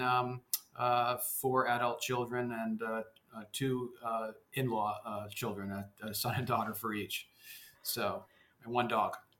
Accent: suburban New York, United States; accent: mainstream American; also born or lived in Denmark; I came at the age of three, grew up in suburban New York

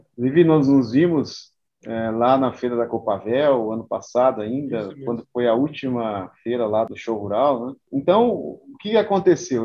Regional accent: Rancharia, São Paulo, Brazil; moved away as an adult; also born or lived in Paraguaçu Paulista; rancharia, lugar onde eu nasci, né? Nasci e me criei

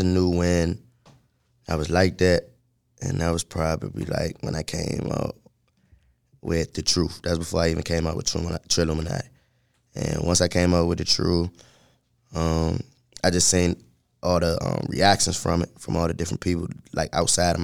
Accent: Suitland, Maryland, United States; I'm from Sula, Maryland.

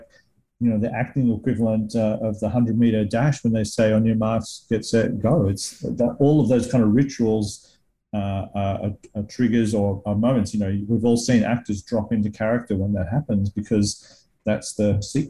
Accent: Australia; I, of course, haven't grown up in the US to compare it to either. But I feel like in the Australian filmmaking world, we have a lot less resources.

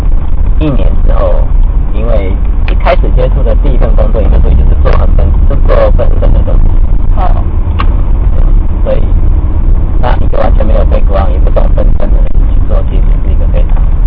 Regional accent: Taichung, Taiwan; 从小就是在台中学校上来的，所以台中的学校是。

